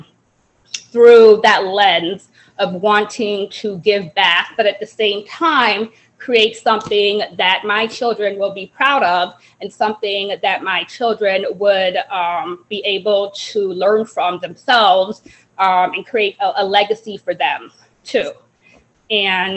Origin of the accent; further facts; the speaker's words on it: Evanston, Illinois, United States; also born or lived in Jamaica / Chicago area; I was born in Jamaica. I came to America when I was around 5 years old, and we came to the Chicagoland area, and then we moved to Evanston, Illinois, and I've kind of lived in Evanston ever since for my whole life.